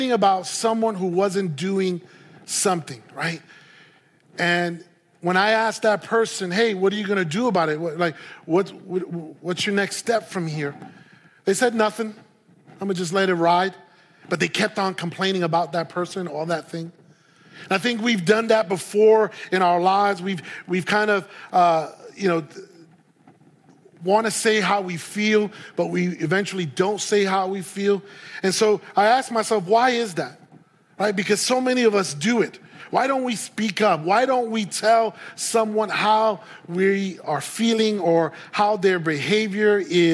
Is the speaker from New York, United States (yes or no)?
yes; New York City, New York, United States; moved away as an adult; also born or lived in Puerto Rico; now in Santa Clarita, United States; I was born and raised in New York City